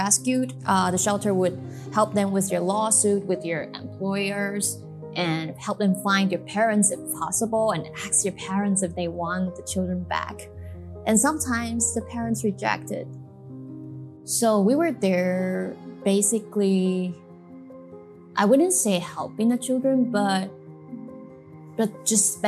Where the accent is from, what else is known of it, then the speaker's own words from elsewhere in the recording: Kaohsiung, Taiwan; growing up in Kaohsiung, never been abroad